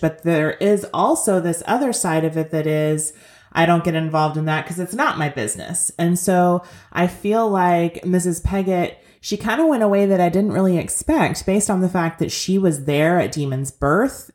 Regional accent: Kentucky, United States; I grew up in Kentucky, but not technically in Appalachia, not in coal mining country

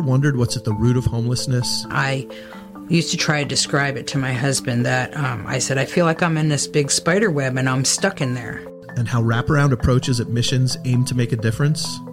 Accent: United States; I grew up in the United States

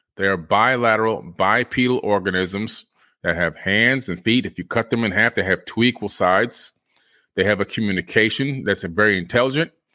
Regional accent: Florida, United States; me being a Floridian in the United States of America

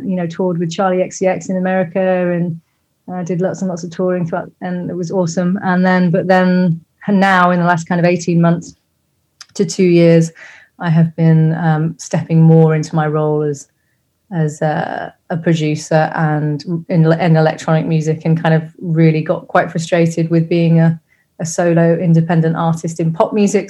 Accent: Rugby, West Midlands, United Kingdom; also born or lived in Coventry; I grew up in a like a village outside of a, a town, commuter town called Rugby. I was born in Coventry, but grew up outside of Rugby

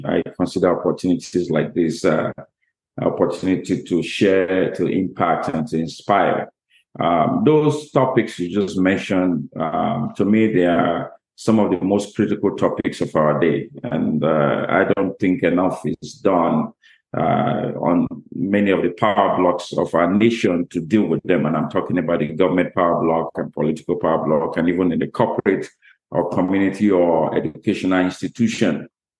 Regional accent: Bahamas; now in Canada; that's interesting you say I'm living my dream in Canada because I'm from Bahamas.

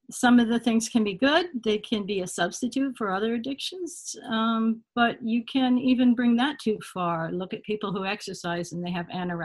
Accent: Connecticut, United States; also born or lived in Martha's Vineyard / Adirondacks; I grew up in Connecticut, and I grew up in the Adirondacks, and I summered at my grandparents in Rhode Island on the shore in a little cottage.

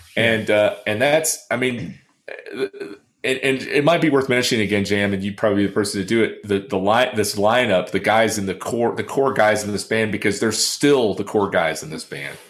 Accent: Texas, United States; raised in Texas

